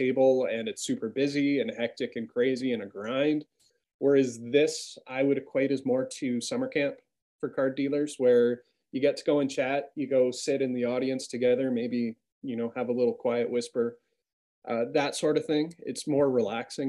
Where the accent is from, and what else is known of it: Canada